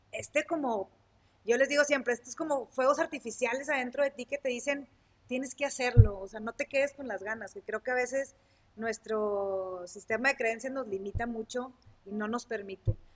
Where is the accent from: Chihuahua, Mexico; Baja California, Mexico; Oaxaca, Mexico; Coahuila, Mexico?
Coahuila, Mexico; Sabinas; soy de Sabina Coahuila, soy originaria de Sabina Coahuila.